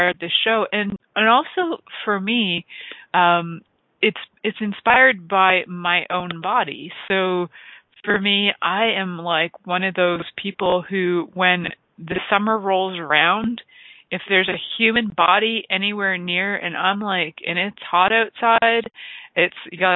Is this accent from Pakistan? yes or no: no; Canada; growing up in Canada, we have these cold winters